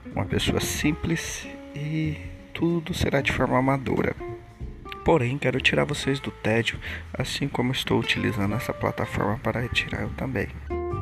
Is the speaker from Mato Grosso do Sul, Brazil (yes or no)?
yes; Três Lagoas, Mato Grosso do Sul, Brazil; eu sou daqui de Três Lagoas, Mato Grosso do Sul